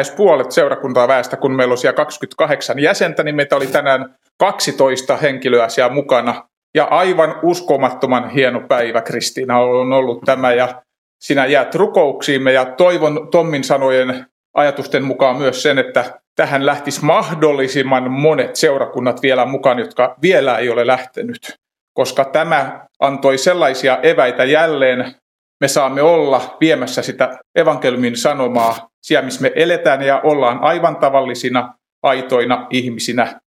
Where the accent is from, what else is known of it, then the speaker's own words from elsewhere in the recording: Pori, Satakunta, Finland; Mä oon Porista ja varikkoseurakunta Noormarkussa, jossa työstä vastaan vanhimmistopuheenjohtajana.